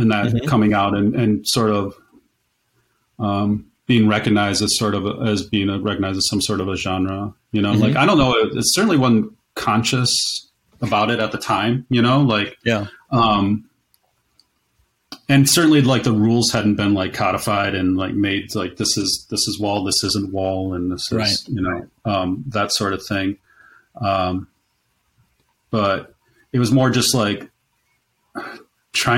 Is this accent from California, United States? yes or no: no; Kalamazoo, Michigan, United States; I'm from Kalamazoo